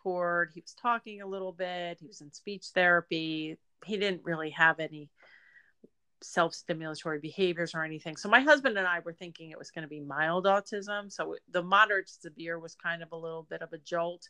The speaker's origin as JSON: {"language": "English", "town": "Reading", "region": "Pennsylvania", "country": "United States", "tie": "born or raised there", "said": "moved back to my hometown of Reading, Pennsylvania"}